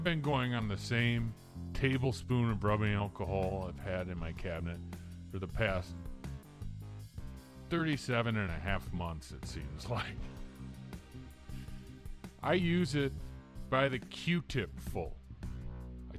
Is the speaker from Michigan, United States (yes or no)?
yes; Detroit area, Michigan, United States; I'm from Michigan. From around the Detroit area. I'm about a half mile from the Detroit border.